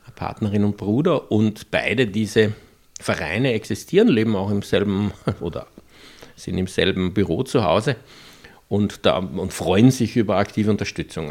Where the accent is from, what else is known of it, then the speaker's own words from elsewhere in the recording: Austria; accent: Austrian dialect; ich habe sie plötzlich im österreichischen Dialekt angeredet